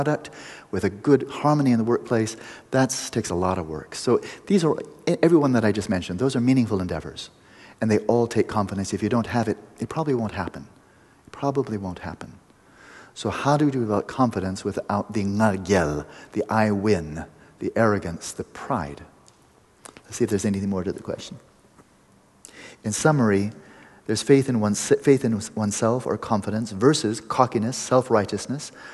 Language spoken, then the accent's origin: English; United States; I'm an American